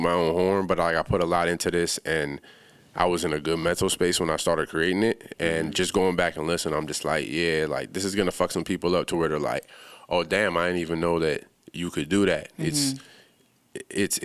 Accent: Bahamas; moved away; I'm originally from the Bahamas

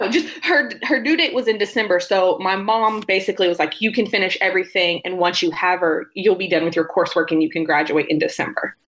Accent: Quanah, Texas, United States; moved away as an adult; also born or lived in Oklahoma City, Oklahoma; now in Denton, United States; I'm from Quanah, Texas, which is a tiny town in West Texas

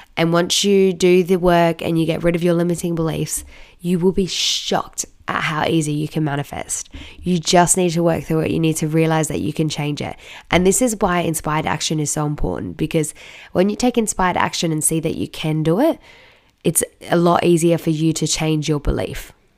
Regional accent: Australia; I'm from Australia

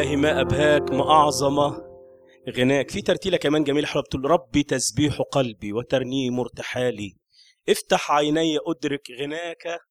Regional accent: Upper Egypt, Egypt; عندنا في الصعيد

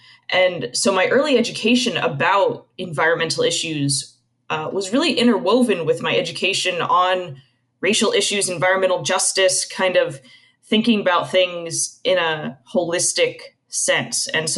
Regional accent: Tucson, Arizona, United States; moved away; So I grew up outside of Tucson, Arizona.

